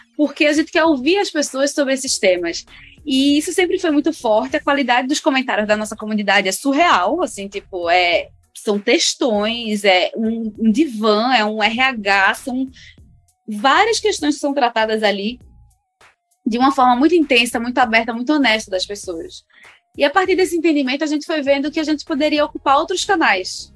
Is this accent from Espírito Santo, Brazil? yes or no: no; Recife, Pernambuco, Brazil; now in São Paulo, Brazil; sou de Pernambuco, é, de Recife.